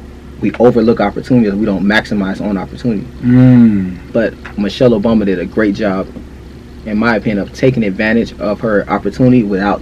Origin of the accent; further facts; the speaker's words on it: Fort Lauderdale, Florida, United States; And we grew up together in Fort Lauderdale, Florida. We went to high school together.